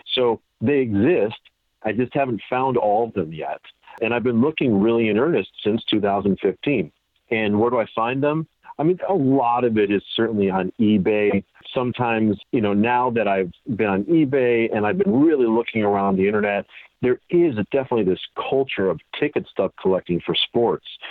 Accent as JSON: {"language": "English", "town": "Highland Park", "region": "Illinois", "country": "United States", "tie": "born or raised there", "moved": "yes", "lives_now": "Florida, United States", "said": "I grew up in Highland Park. It's a, it's a nice suburb of Chicago."}